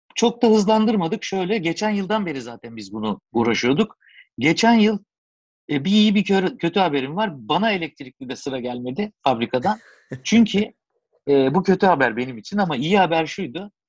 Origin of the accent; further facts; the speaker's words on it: Turkey; biz Türkler olarak